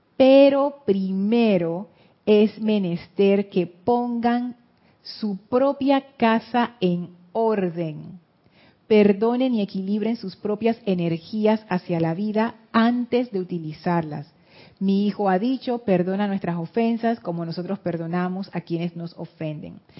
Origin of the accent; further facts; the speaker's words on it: Panama; eso nos marcó a nosotros como panameños